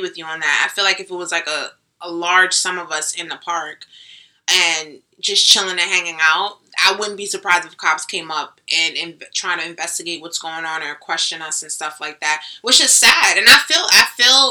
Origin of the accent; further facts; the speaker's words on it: Jamaica; I'm Jamaican.